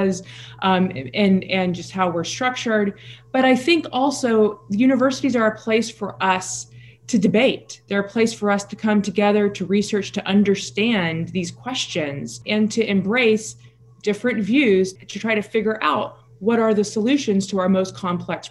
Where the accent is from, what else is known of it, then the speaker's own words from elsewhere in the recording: the South, United States; I grew up in rural America.